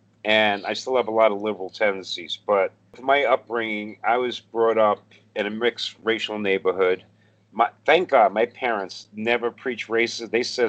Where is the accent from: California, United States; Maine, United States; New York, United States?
New York, United States; New York City; I grew up in Brooklyn, you know, a black Italian neighborhood. We're all brothers and sisters there, you know?